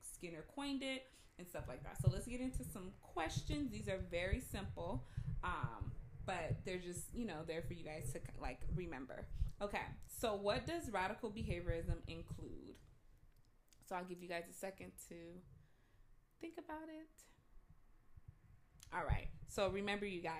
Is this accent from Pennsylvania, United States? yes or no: no; Pasadena, California, United States; I'm from Pasadena